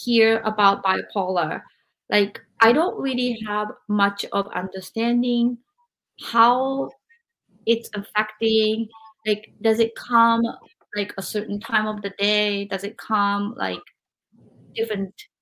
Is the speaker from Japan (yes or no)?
yes; Japan; moved away as an adult; now in United States; So I grew up in Japan